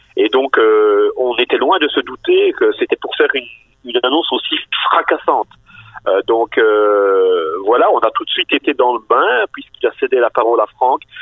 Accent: Bastogne, Wallonia, Belgium; je suis originaire de Bastogne.

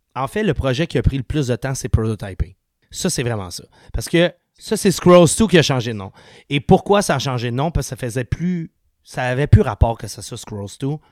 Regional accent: Sainte-Julie, Quebec, Canada; on a grandi ensemble à Saint julie

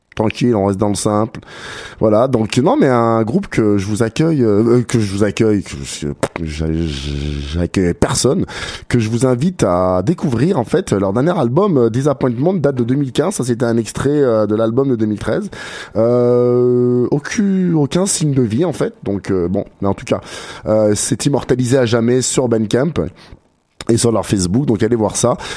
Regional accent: Grenoble, Auvergne-Rhône-Alpes, France; also born or lived in Quebec, Canada; now in Canada; de Grenoble, de ma ville natale en France

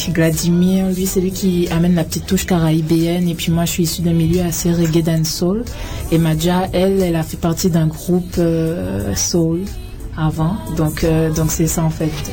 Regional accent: Guadeloupe; also born or lived in France / Paris; now in Canada; je viens de la Guadeloupe. Je suis originaire de la Guadeloupe.

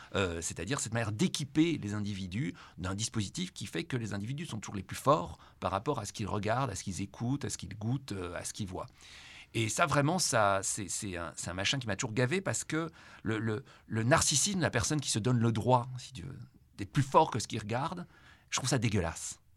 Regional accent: Brussels, Brussels-Capital Region, Belgium; ma relation à Bruxelles est d'abord une relation avec une ville que je, ne peux pas aimer, mais qu'en même temps, je ne peux pas quitter

